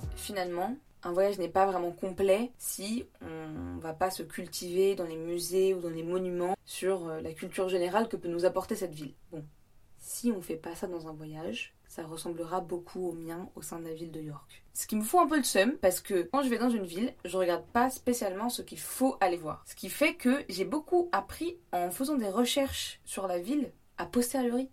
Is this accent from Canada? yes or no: no; France; accent: French; first language French; en France j'étais la meuf qui adorait parler anglais pour tout et pour rien